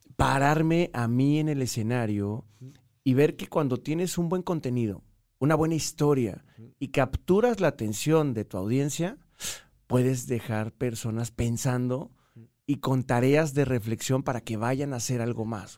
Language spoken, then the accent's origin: Spanish; Mexico; moved away as an adult; also born or lived in Colombia; soy mexicano